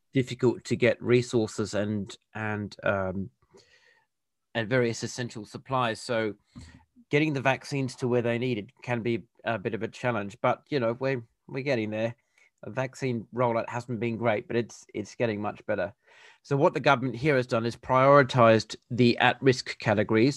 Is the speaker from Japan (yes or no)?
no; Perth, Western Australia, Australia; now in Adelaide, Australia; I was born and raised in Perth, which is the capital of Western Australia.